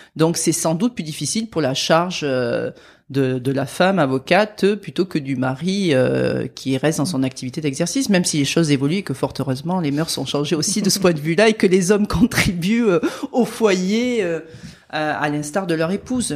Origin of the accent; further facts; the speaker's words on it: France; accent: accent chantant; mon petit accent chantant